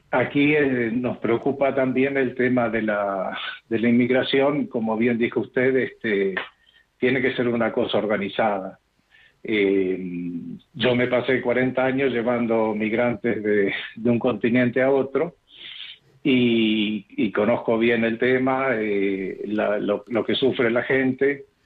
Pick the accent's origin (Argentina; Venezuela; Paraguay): Argentina; moved away as an adult; Nosotros vinimos de Argentina en 2001. Eh, yo tenía un buen trabajo allí que luego lo seguí desarrollando aquí, que era el de piloto de avión. Y dejamos Argentina principalmente por la inseguridad y la corrupción